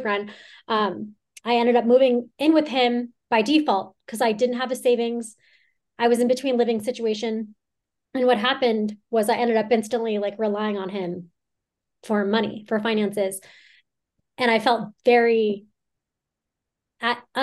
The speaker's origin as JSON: {"language": "English", "region": "Southern California", "country": "United States", "tie": "born or raised there", "moved": "as an adult", "lives_now": "Lake Tahoe, United States", "said": "I grew up in Southern California"}